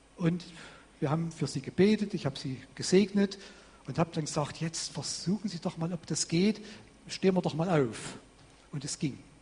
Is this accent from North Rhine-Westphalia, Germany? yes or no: no; Vogtland, Saxony, Germany; bei uns im Vogtland, wo ich herkomme